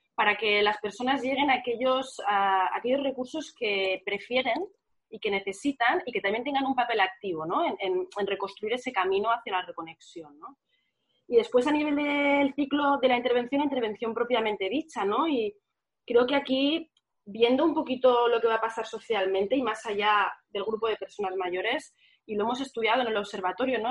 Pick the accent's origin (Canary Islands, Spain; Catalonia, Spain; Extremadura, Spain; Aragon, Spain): Catalonia, Spain; Barcelona; en mi barrio, que yo soy del barrio de Sanz